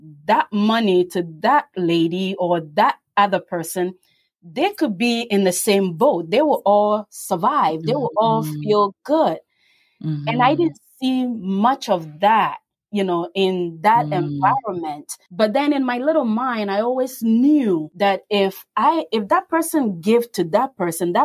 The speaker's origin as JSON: {"language": "English", "country": "Ghana", "tie": "born or raised there", "moved": "yes", "said": "I grew up in West Africa, Ghana"}